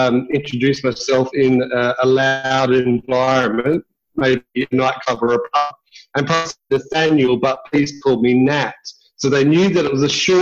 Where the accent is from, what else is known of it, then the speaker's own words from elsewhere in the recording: Adelaide, South Australia, Australia; I'm originally from Adelaide, born and raised here, went to Blackfriars, the high school that I went